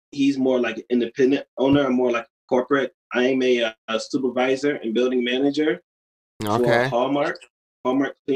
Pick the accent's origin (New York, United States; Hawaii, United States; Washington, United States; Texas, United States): New York, United States; Utica; Yeah. Oh, uh, Utica, New York.